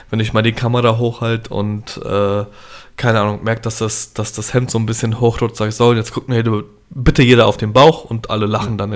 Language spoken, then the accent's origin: German; Poland; ich schwinge da die Polenkeule. Ich sage zum einen, alle Handtaschen bitte zu mir, ich bin Pole.